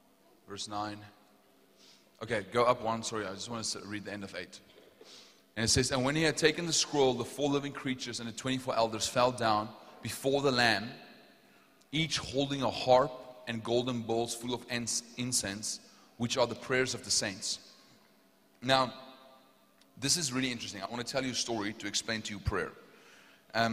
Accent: Potchefstroom, North West, South Africa; accent: South African; I'm from Potchefstroom.

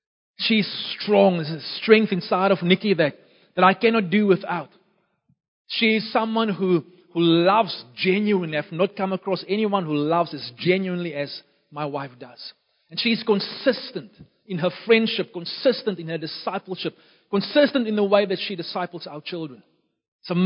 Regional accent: Beaufort West, Western Cape, South Africa; born there; Beaufort West is my hometown. It's more the town where I was born. Don't really have a hometown. Lived in many different places all across our nation. But Beaufort West is the place where I was born.

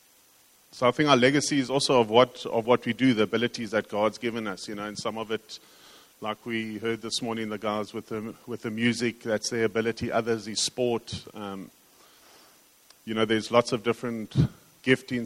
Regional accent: King William's Town, Eastern Cape, South Africa; We grew up in King Williamstown

